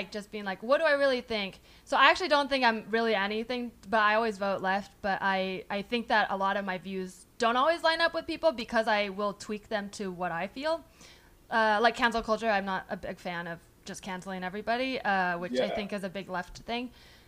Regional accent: San Francisco Bay Area, California, United States; also born or lived in New York; I grew up in the Bay and it was like very Democrat.

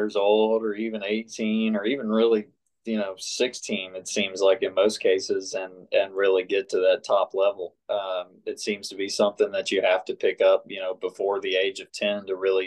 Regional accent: Tampa, Florida, United States; now in Columbus, United States; I grew up in Innisbrook down in Tampa

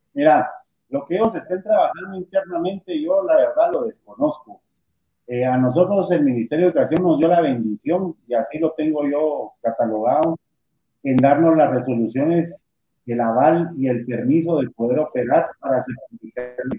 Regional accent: Guatemala; Yo vivo orgulloso de ser guatemalteco. Yo, yo le digo a la gente, soy más guatemalteco que los frijoles

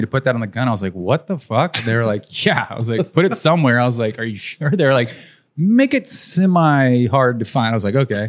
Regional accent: San Antonio, Texas, United States; Born and raised San Antonio.

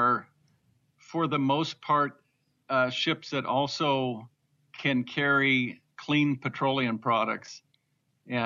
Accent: Northern Idaho, United States; growing up in Northern Idaho

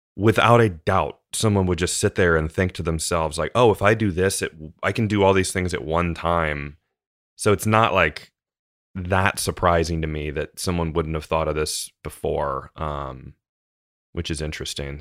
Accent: United States; as an American

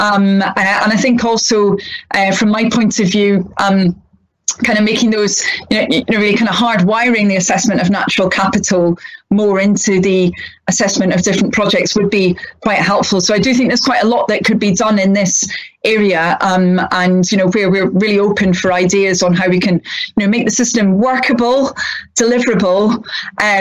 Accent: Scotland, United Kingdom; moved away; I was brought up in Scotland, but my family, a number of them had been brought up in England, my father had been, so I'm kind of a bit of a mixture

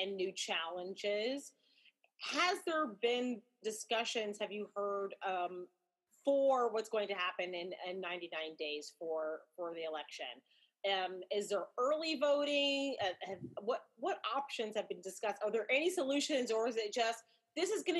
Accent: Albuquerque, New Mexico, United States; I'm from New Mexico, from Albuquerque, so I know dirt roads.

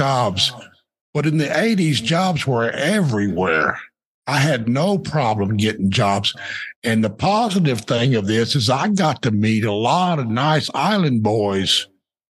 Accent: Deer Park, Texas, United States; I came from Deer Park, which was basically all white until the mid 70s when we had our first black students come in there. But they ran me out of high school long before

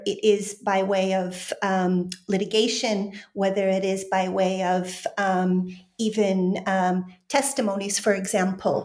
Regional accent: Chicago, Illinois, United States; moved away as an adult; also born or lived in Poland / London; I'm originally from Chicago

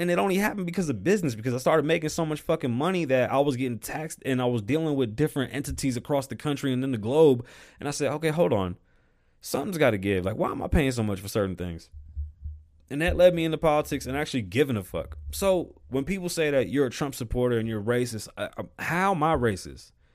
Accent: New York City, New York, United States; I was born in the Bronx

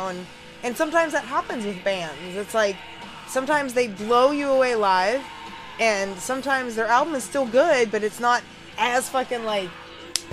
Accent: Louisville, Kentucky, United States; here in my hometown of Louisville, Kentucky

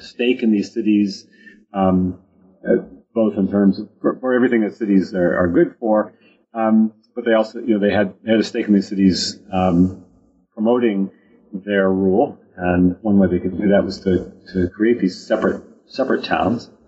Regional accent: United States; I grew up in the United States

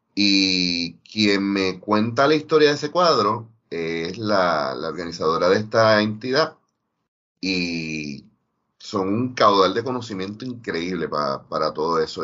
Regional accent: Ponce, Puerto Rico; yo ser de Ponce

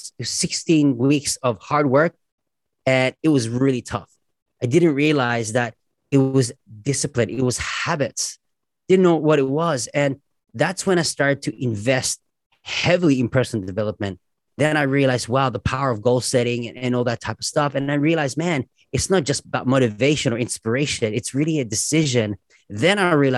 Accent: Australia; as an Aussie

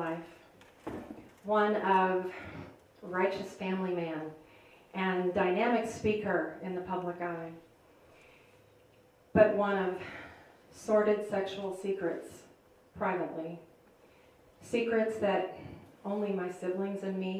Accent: outside of Chicago, Illinois, United States; I grew up outside of Chicago.

